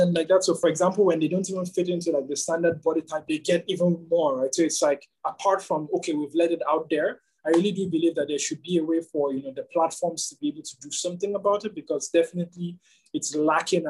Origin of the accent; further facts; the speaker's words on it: Nigeria; as a Nigerian who lived and grew up in Nigeria